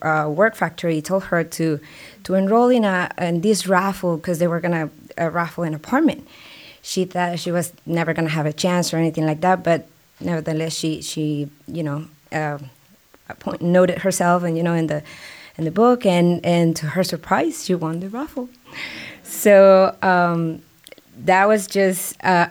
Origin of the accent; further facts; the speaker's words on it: Mexico; English is a second language; now in San Antonio, United States; I never had a B in Mexico in my school career over there